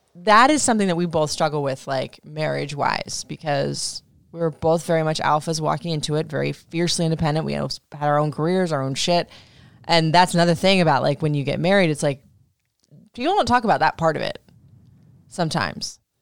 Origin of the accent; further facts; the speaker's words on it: Florida, United States; moved away; I grew up in Florida